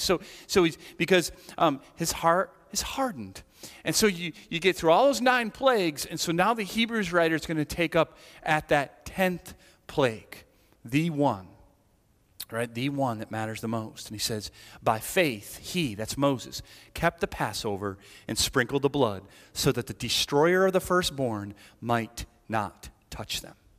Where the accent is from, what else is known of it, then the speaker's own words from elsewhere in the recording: Ireland; I'm Irish